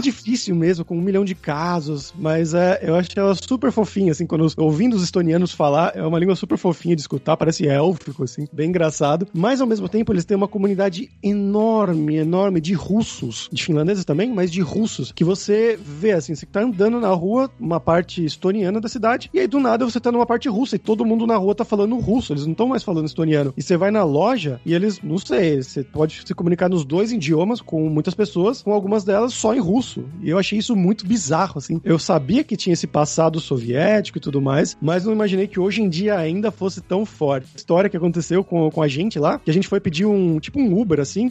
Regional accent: São Paulo, Brazil; now in Spain; A gente é paulista

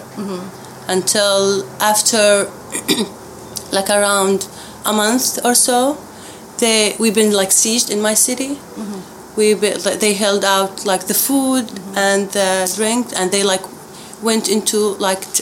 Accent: Daraa, Daraa Governorate, Syria; moved away; also born or lived in Abu Dhabi, UAE; I lived in Daraa, south Syria. It's a small city, so it's like about 600,000 people

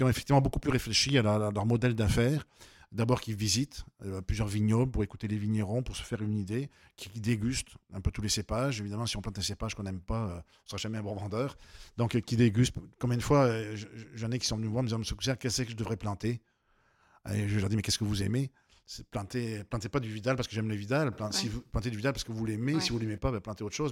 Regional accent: Avignon, Provence-Alpes-Côte d'Azur, France; moved away as an adult; also born or lived in Costières de Nîmes; now in Quebec, Canada; à Avignon, dans ma ville d'origine

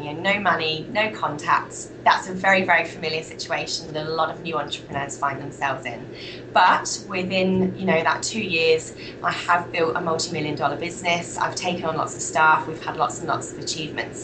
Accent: United Kingdom; accent: British; moved away as an adult; also born or lived in Malta; now in Australia; as you can tell by my accent, I'm British

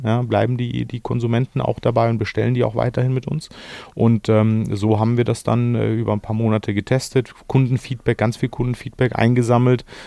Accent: Germany; als Deutscher

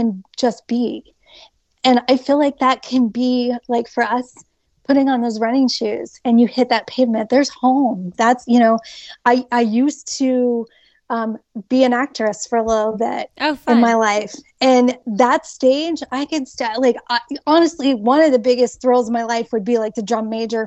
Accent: Hilliard, Ohio, United States; also born or lived in Upper Arlington, Ohio; It is where I grew up in Upper Arlington as well as Hilliard. And I graduated from Hilliard High School

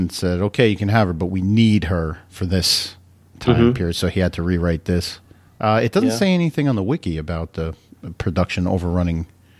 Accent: United States

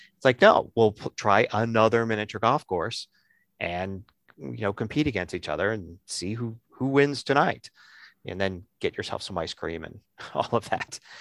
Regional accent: Philadelphia, Pennsylvania, United States; I'm from Philly.

